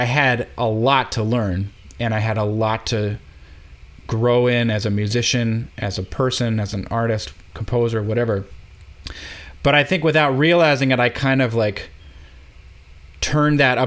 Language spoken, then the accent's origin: English; Minneapolis, Minnesota, United States; moved away as an adult; also born or lived in Eau Claire, Wisconsin / New York; I'm from Minneapolis.